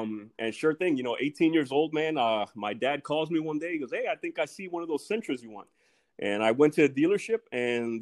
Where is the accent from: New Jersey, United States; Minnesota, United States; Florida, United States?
Florida, United States; South; moved away; I'm a South Florida boy, always represent back home. I lived down in Florida majority of my life